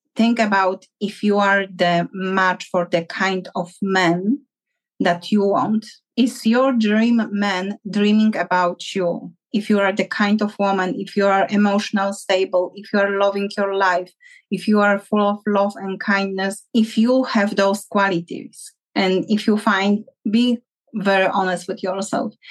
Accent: Poland; moved away; I'm from Poland

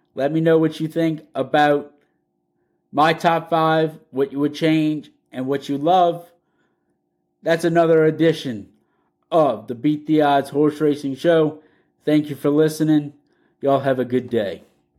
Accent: Louisiana, United States; I'm from Louisiana

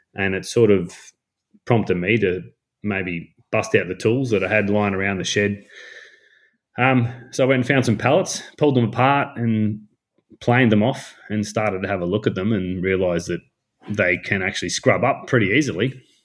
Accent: North Queensland, Australia; I am from North Queensland

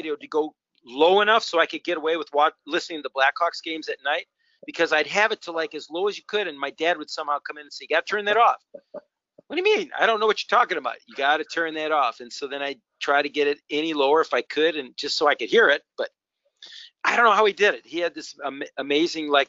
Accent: Park Ridge, Illinois, United States; in Park Ridge, my hometown

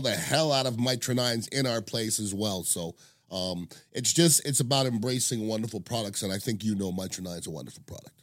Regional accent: Montreal, Quebec, Canada; moved away; I'm from Montreal, Canada

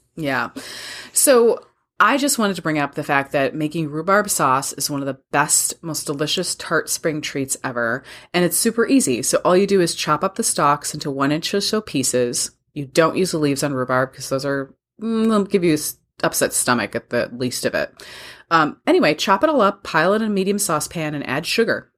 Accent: Wisconsin, United States; you and I grew up with it in Wisconsin

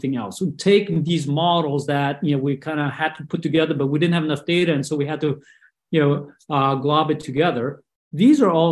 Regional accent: Brazil; moved away as an adult; also born or lived in Taipei, Taiwan; now in United States; I was born in Taipei and grew up in Brazil

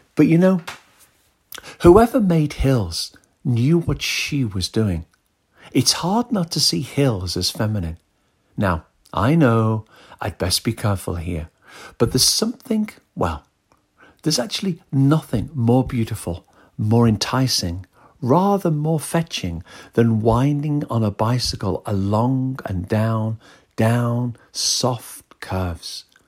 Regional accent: northwest of the UK, North West England, United Kingdom; We are both from the northwest of the U K.

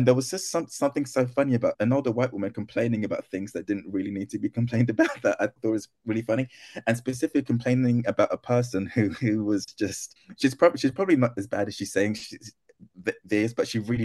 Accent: United Kingdom; first language Twi; also born or lived in Wales; I was born in Britain

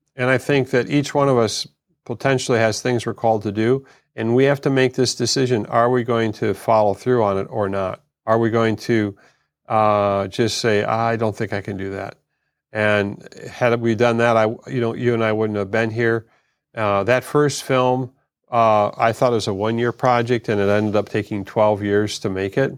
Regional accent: United States; being an American

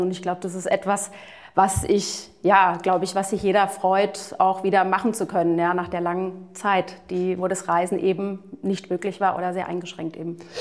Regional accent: United States; also born or lived in Florida; ich bin gebürtige Amerikanerin

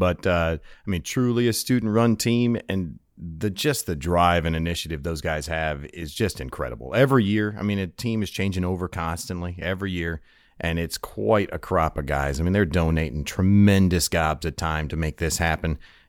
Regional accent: New York, United States; So I'm from upstate New York, a little little farm in town of about 1,000 people.

